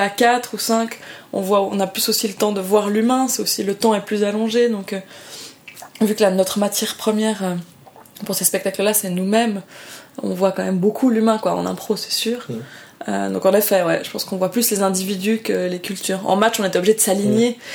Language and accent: French; Lausanne, Vaud, Switzerland; je viens vraiment du canton de Vaud en Suisse où on est un canton extrêmement protestant